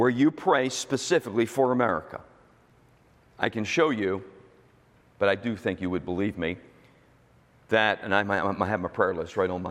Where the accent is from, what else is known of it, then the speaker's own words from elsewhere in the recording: United States; I'm an American